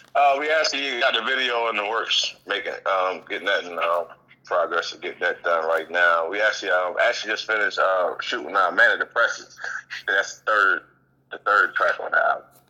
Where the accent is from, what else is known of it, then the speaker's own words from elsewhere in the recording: Savannah, Georgia, United States; now in York, Pennsylvania, United States; I'm from Savannah, Georgia